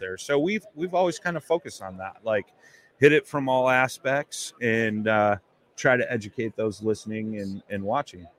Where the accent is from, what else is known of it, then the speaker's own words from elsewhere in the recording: Chicago, Illinois, United States; I'm from Chicago